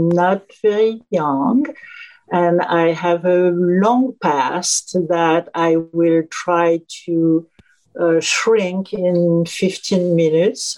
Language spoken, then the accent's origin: English; Auvergne-Rhône-Alpes, France; now in New York City, United States; I was born in France during World War II